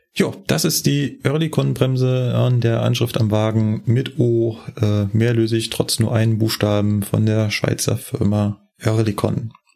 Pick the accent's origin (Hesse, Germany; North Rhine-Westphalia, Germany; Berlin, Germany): Berlin, Germany; moved away as an adult; now in Munich, Germany; bin ja ursprünglich Berliner, bin ja erst ja mit 28 nach München gekommen